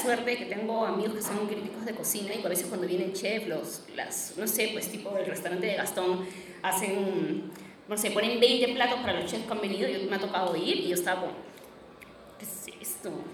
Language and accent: Spanish; Peru